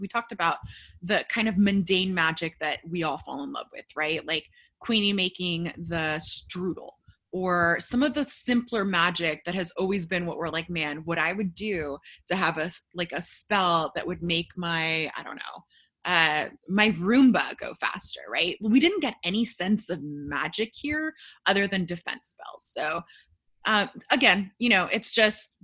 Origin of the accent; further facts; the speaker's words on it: United States; as an American Potterhead